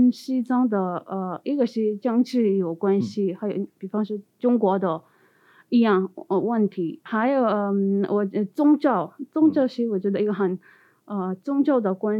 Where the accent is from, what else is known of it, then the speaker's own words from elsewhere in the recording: India; Chinese is a second language; 因为我是从印度来的